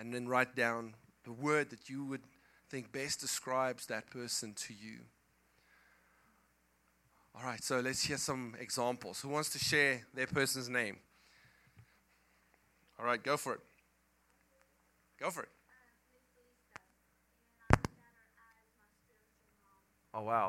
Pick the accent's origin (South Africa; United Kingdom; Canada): South Africa; English is a second language; moved away; I come from South Africa